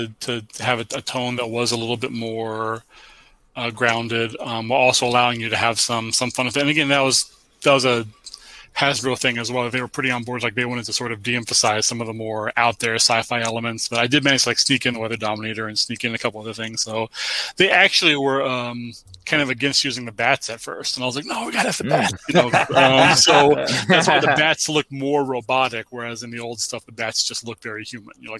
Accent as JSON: {"language": "English", "country": "United States", "tie": "born or raised there", "said": "I was born in America, 1978"}